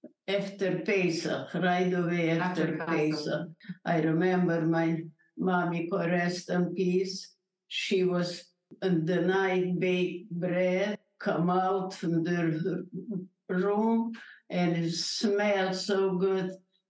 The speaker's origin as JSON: {"language": "English", "town": "Berehove", "region": "Zakarpattia Oblast", "country": "Ukraine", "second_language": "English", "said": "I'm a Holocaust survivor, and I'm from Czechoslovakia."}